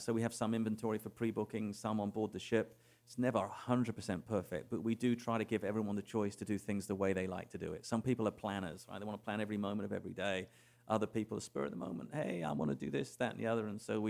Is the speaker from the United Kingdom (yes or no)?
yes; England, United Kingdom; born there; I was born in England.